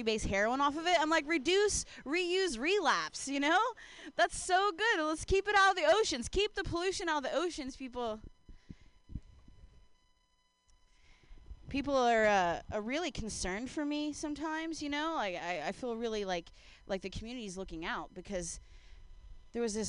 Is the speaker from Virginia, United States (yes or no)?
no; Ohio, United States; now in San Francisco, United States; I grew up in Ohio